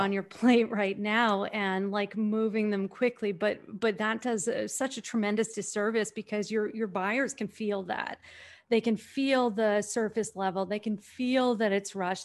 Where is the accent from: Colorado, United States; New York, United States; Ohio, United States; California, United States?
New York, United States; I'm from New York